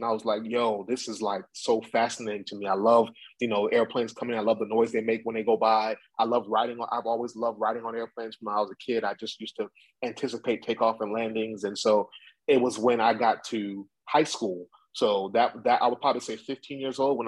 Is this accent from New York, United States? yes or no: yes; Long Island, New York, United States; I'm born and raised in Long Island, New York, and my parents are both born and raised in Jamaica